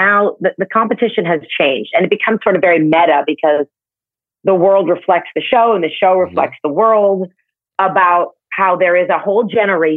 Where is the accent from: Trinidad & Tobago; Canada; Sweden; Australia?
Canada; now in New York, United States; I'm from Canada